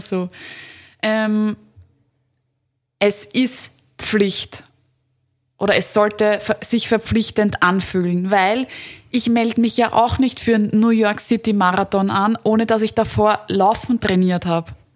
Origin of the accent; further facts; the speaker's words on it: Vienna, Austria; bei uns in Wien und Umgebung